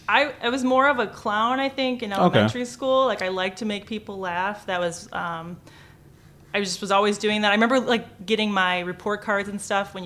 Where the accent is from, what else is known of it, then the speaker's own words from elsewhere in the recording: Dearborn, Michigan, United States; So I grew up in Dearborn and then I went to Allen middle school.